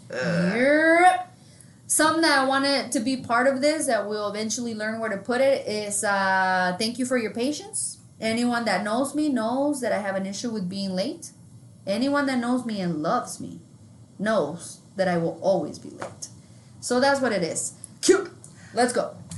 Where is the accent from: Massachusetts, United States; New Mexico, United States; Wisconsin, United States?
New Mexico, United States; we're from New Mexico and not New York